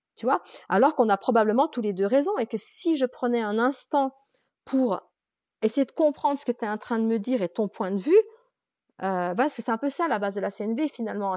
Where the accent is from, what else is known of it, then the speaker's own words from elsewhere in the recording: Jura, Bourgogne-Franche-Comté, France; moved away as an adult; je suis jurassienne